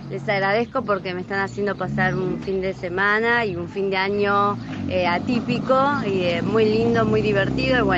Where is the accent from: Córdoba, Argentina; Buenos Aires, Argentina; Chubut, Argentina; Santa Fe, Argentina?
Buenos Aires, Argentina; Eh, soy de Villa Crespo.